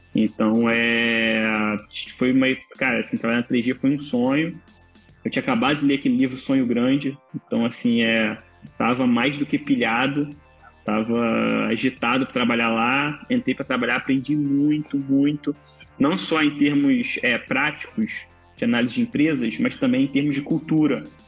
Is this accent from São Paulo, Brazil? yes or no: no; Nova Iguaçu, Rio de Janeiro, Brazil; sou nascido em Nova Iguaçu, que é a Baixada Fluminense aqui do Rio, do estado do Rio